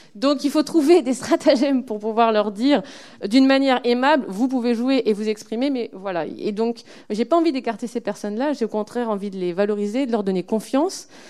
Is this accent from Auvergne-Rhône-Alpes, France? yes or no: no; Lille, Hauts-de-France, France; je suis lilloise